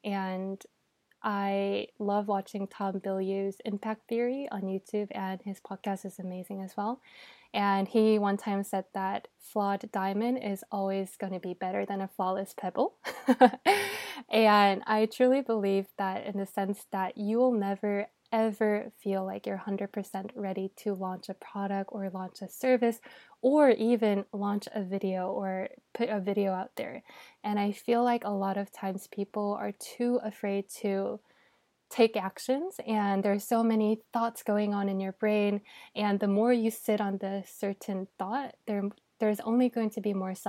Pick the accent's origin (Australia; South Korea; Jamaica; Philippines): South Korea; Yeah, I think so, especially growing up in Korea.